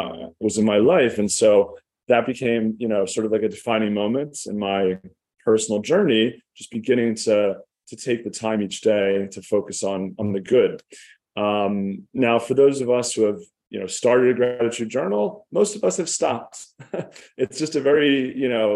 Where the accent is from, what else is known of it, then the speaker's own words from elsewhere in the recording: Philadelphia, Pennsylvania, United States; I grew up in Philadelphia, in an upper middle class suburb